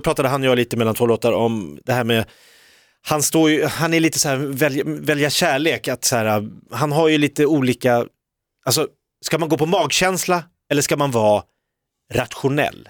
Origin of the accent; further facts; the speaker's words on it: Stockholm, Stockholm County, Sweden; som stockholmare